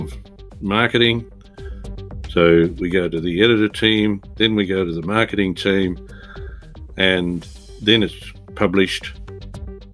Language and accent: English; Bendigo, Victoria, Australia; I am from Bendigo in Victoria, in Australia.